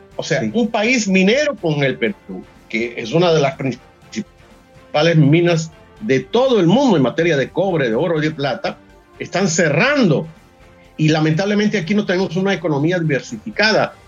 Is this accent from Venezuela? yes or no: yes; Venezuela